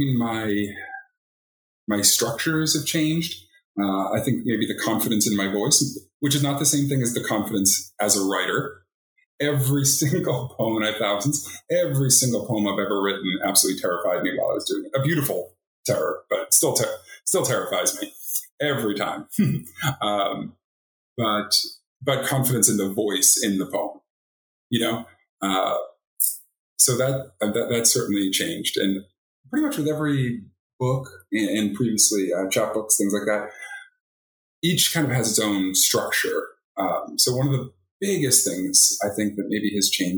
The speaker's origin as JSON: {"language": "English", "town": "Boston", "region": "Massachusetts", "country": "United States", "moved": "as an adult", "lives_now": "Oregon, United States", "said": "I'm from the East Coast, from Boston"}